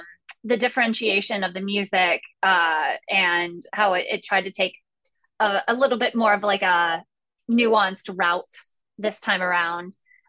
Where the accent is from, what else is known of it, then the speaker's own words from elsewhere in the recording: West Virginia, United States; from West Virginia.